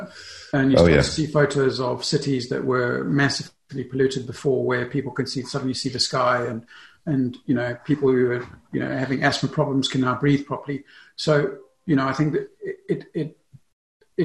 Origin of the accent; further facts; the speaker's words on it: South Africa; also born or lived in England; now in Germany; I grew up in South Africa. So I live in Germany.